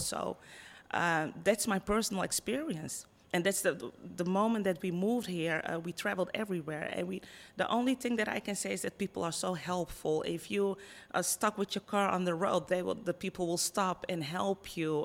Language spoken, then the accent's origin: English; Netherlands; accent: Dutch; moved away as an adult; also born or lived in Ghana; now in Punta Cana, Dominican Republic; I was born and raised in the Netherlands.